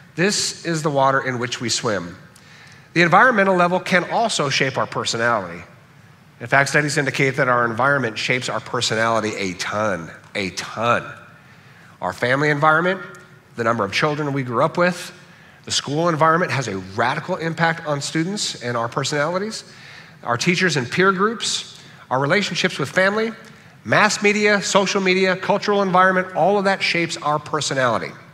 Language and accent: English; Southern California, United States; From birth, I grew up in Southern California.